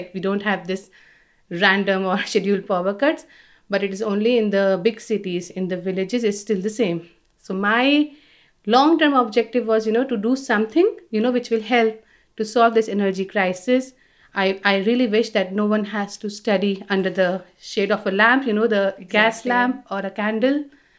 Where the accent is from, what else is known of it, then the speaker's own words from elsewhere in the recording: Delhi, India; moved away as an adult; now in France; So I'm originally from India. I was born and brought up in Delhi. I did all my education there